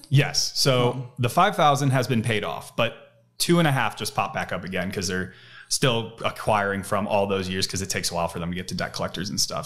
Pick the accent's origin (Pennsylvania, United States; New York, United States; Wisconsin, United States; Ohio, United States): Ohio, United States; Cleveland; moved away as an adult; also born or lived in Los Angeles, California; now in Austin, United States; I moved from out of state, I moved from Cleveland